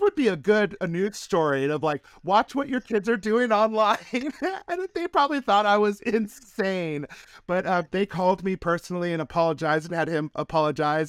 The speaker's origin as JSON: {"language": "English", "town": "Reno", "region": "Nevada", "country": "United States", "tie": "born or raised there", "said": "Reno, Nevada, which is my hometown"}